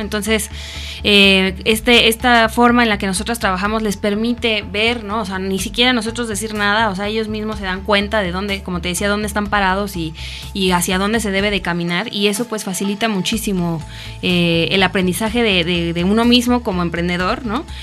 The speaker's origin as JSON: {"language": "Spanish", "region": "Mexico City", "country": "Mexico", "moved": "as an adult", "lives_now": "Morelos, Mexico", "said": "yo vengo de la Ciudad de México, llevo cinco años viviendo ya aquí en Morelos"}